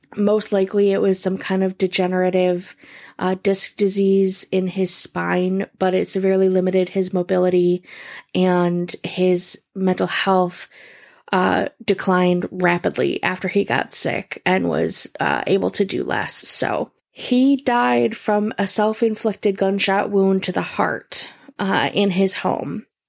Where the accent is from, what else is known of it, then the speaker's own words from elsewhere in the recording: Rochester, New York, United States; my hometown, Rochester, New York